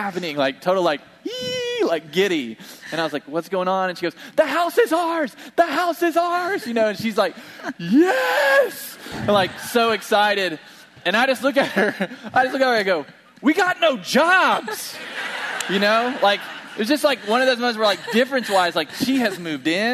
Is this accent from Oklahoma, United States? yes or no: yes; Bartlesville, Oklahoma, United States; moved away; We went home to my hometown in Bartlesville